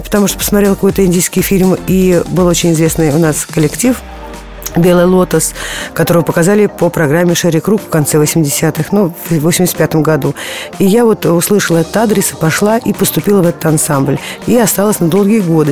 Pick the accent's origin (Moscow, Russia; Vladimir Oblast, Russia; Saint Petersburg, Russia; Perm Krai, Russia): Moscow, Russia; я с детства, я москвичка